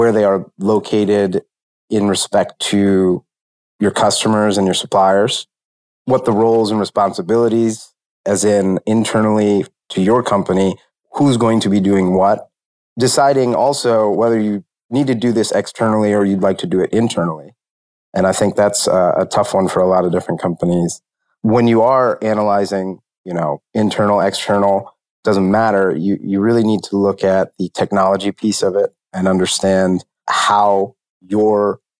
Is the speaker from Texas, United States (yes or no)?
no; Huntsville, Alabama, United States; grew up in Huntsville, Alabama